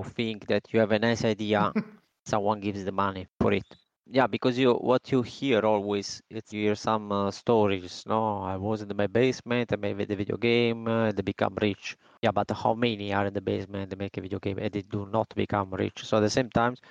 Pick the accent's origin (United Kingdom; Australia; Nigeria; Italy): Italy; moved away as an adult; now in Spain; I moved out from Italy. I traveled in, let's say, in different country. Now I am in Spain.